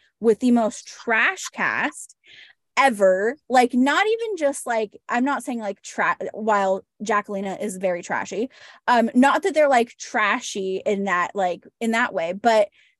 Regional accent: Seattle, Washington, United States; they're in Seattle, which is my hometown.

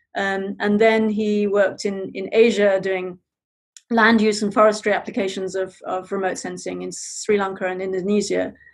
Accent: Zambia; moved away; I grew up in Zambia.

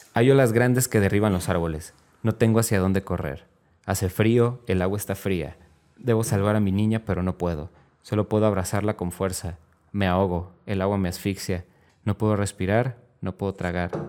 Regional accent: Mexico; así somos mexicanos

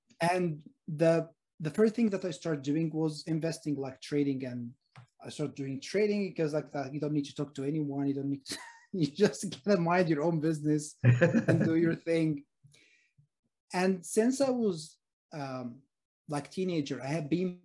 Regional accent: Egypt; now in Sydney, Australia; I'm originally from Egypt, by the way, and I live in Sydney, Australia.

